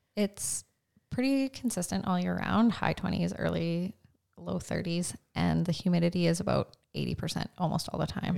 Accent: Carrot River, Saskatchewan, Canada; I grew up in Cary River, Saskatchewan, so northeast of here

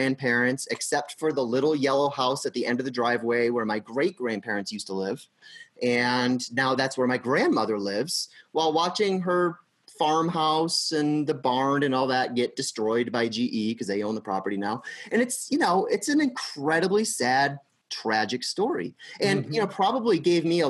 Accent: Pittsfield, Massachusetts, United States; I grew up in Pittsfield, Massachusetts, which is in Berkshire County.

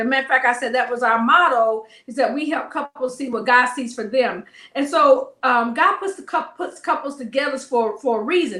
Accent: the South, United States; I'm from the South

